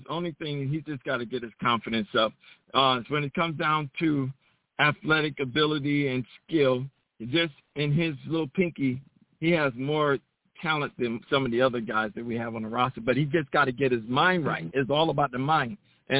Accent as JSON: {"language": "English", "region": "New York", "country": "United States", "also_born_or_lived": "Riverside area, California", "moved": "yes", "lives_now": "Riverside, United States", "said": "I'm from New York, but I'm in California just like you. If you're in Long Beach, I'm in the Riverside area."}